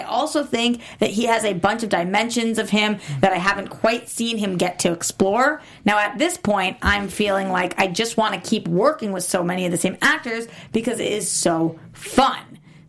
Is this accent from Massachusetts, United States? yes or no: yes; Boston, Massachusetts, United States